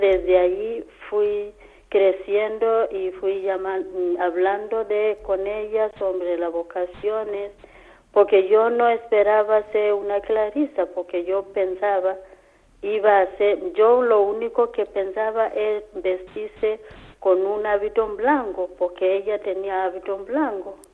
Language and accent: Spanish; Kenya; Spanish is a second language; moved away as an adult; now in Antequera, Spain; soy de Kenia